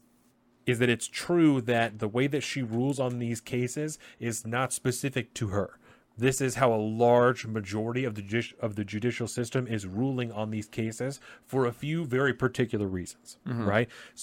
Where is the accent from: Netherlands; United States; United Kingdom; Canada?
United States; as an American, as a parent, as a human being